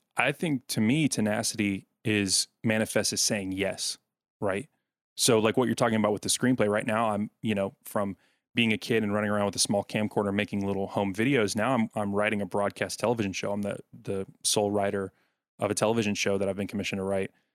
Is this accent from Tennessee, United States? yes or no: yes; Smyrna, Tennessee, United States; now in Nashville, United States; the Smyrna Laverne area in Rutherford County in Tennessee, that's where I grew up